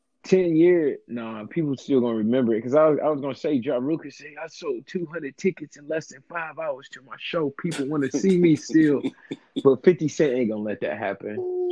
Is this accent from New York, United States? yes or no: no; Grand Rapids, Michigan, United States; my hometown, Grand Rapids, Michigan.